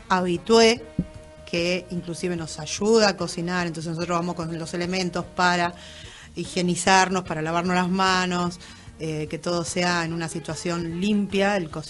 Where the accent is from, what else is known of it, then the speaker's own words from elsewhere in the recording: Moreno, Buenos Aires Province, Argentina; la mayoría somos de Moreno, tenemos algunos